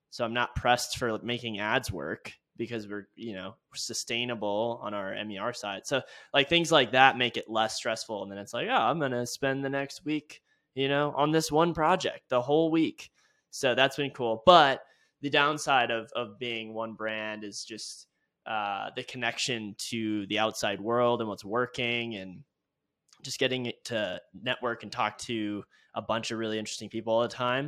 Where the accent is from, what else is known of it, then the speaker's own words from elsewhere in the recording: California, United States; now in Laramie, United States; I grew up in California